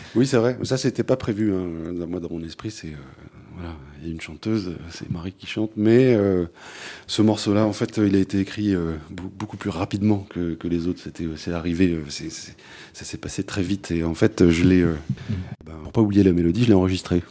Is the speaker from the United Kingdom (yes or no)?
yes; London, United Kingdom; moved away; j'ai grandi en Angleterre, donc le, est dans les années, pendant les années 80 et à Londres